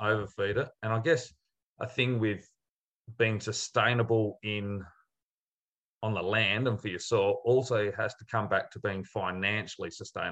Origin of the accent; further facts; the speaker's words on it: Adelaide, South Australia, Australia; I grew up in Adelaide